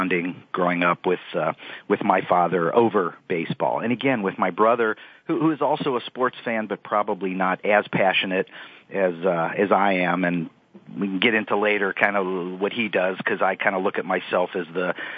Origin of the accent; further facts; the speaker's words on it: Cincinnati, Ohio, United States; also born or lived in Toledo, Ohio; I grew up in Cincinnati, Ohio, and have come back here